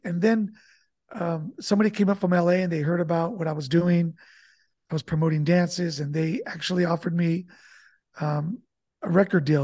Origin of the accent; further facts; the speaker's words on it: Santa Barbara, California, United States; now in San Diego, United States; I'm, uh, originally born in Santa Barbara, California, and I grew up with immigrant parents